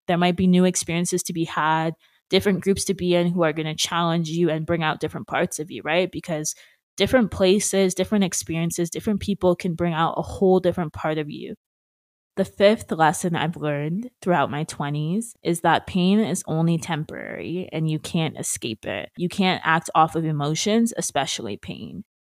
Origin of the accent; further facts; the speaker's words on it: Brampton, Ontario, Canada; moved away as an adult; also born or lived in Peterborough; But now that I go back to Brampton, which was originally my hometown